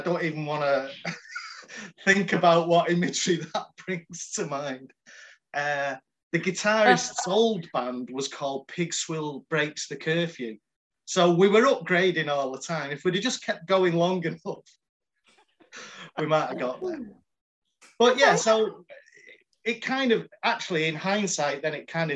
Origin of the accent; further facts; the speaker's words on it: Salford, North West England, United Kingdom; by the accent, I'm from Salford in Manchester, brought up there